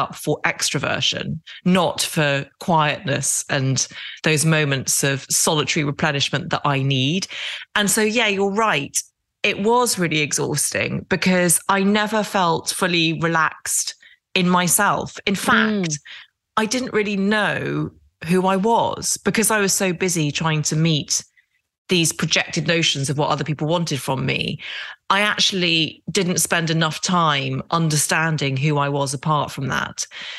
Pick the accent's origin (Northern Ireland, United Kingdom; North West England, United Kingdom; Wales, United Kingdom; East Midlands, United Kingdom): Northern Ireland, United Kingdom; Derry; accent: English; also born or lived in Epsom, Surrey; I speak with a very English accent, and I was born outside London in a place called Epsom in Surrey and spent the first 4 years of my life there. And then my dad got a job as a surgeon in Derry in Northern Ireland.